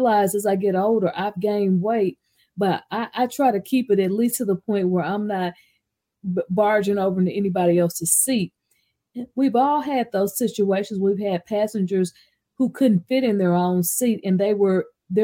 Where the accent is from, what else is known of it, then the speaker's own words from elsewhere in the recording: Arkansas, United States; now in Texas, United States; I'm not from Texas. I'm from Arkansas